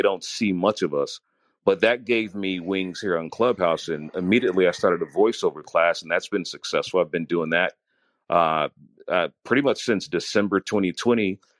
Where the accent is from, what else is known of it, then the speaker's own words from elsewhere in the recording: Chicago, Illinois, United States; Not only did I get to know the radio personalities that were in my hometown, I found radio personalities that were in other cities that other people would not listen to. And I thought, you know, in my city, they were the best in Chicago.